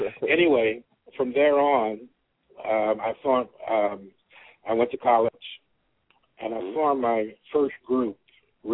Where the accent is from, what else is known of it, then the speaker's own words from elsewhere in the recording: New Orleans, Louisiana, United States; I'm from New Orleans, Louisiana, born and raised.